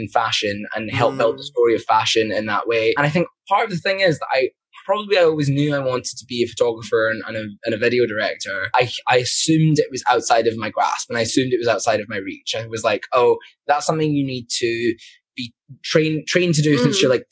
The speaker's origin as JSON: {"language": "English", "town": "Glasgow", "region": "Scotland", "country": "United Kingdom", "tie": "born or raised there", "said": "when I was growing up in Glasgow"}